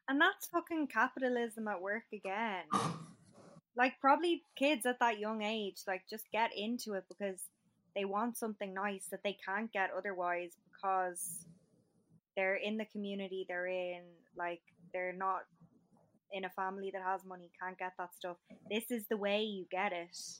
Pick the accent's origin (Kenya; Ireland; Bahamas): Ireland; Shankill, Leinster; I'm from Shankill